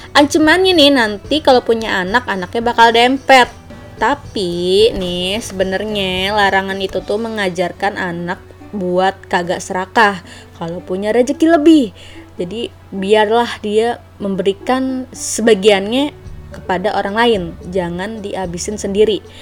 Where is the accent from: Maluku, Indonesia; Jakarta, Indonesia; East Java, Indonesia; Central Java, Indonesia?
Jakarta, Indonesia; Nah, gue kan anak Betawi nih dan gue banyak mempelajari soal budaya-budaya Betawi.